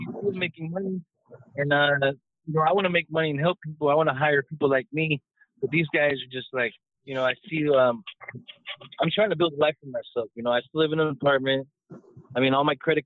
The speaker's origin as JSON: {"language": "English", "town": "Los Angeles", "region": "California", "country": "United States", "tie": "born or raised there", "said": "growing up in Hollywood"}